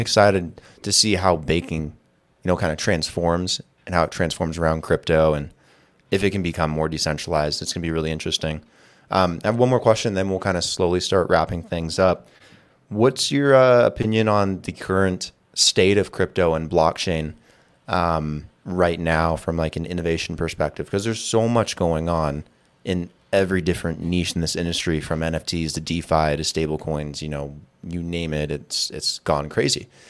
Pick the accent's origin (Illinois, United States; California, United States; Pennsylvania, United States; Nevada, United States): Nevada, United States; Las Vegas; moved away; I'm from Vegas originally